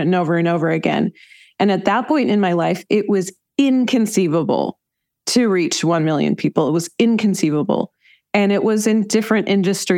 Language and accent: English; Ann Arbor, Michigan, United States; moved away; also born or lived in Colorado; I grew up in Ann Arbor, Michigan in the United States. I moved around quite a bit, but I lived for some time in Colorado.